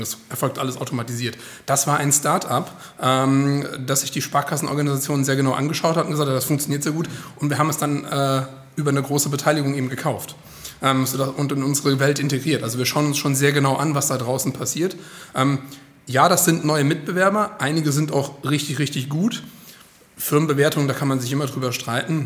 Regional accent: Frankfurt am Main, Hesse, Germany; born or raised there; moved away as an adult; now in Hildesheim, Germany

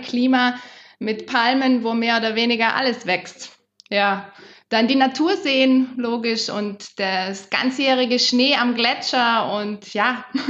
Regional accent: South Tyrol, Trentino-Alto Adige, Italy; das sind wir in Südtirol aufgewachsen

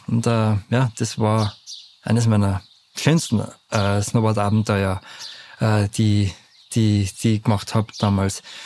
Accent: Lech, Vorarlberg, Austria; now in Natters, Austria; Lechzürs, wo ich aufgewachsen bin

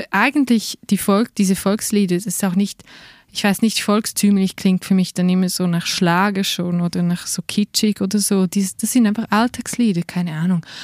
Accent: Switzerland; ich fühle mich jetzt nicht nur als Rätoromanin. Ja. Weil ich bin ja auch hier aufgewachsen und ich spreche halt Rätoromanisch

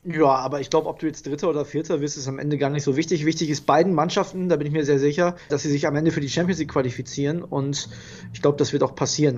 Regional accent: Germany; für uns Deutsche

